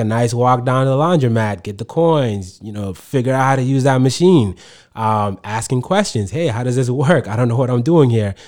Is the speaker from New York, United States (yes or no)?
no; Manchester, New Hampshire, United States; English is a second language; also born or lived in Sudan / Egypt; I grew up here. This is all that I knew